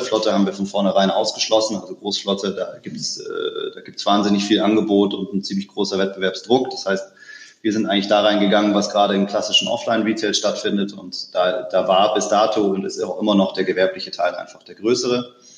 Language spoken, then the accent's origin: German; Stuttgart, Baden-Württemberg, Germany; ich bin geborener Stuttgarter, ähm, bin also irgendwo äh, zwischen, zwischen Porsche und Mercedes äh, aufgewachsen